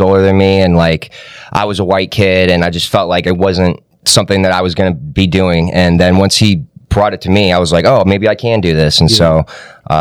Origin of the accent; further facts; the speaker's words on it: Ann Arbor, Michigan, United States; also born or lived in Kokomo, Indiana / Naperville, Illinois / Pennsylvania; now in Detroit, United States; I grew up in Ann Arbor, Michigan. I've been living out here in Detroit for almost 4 years now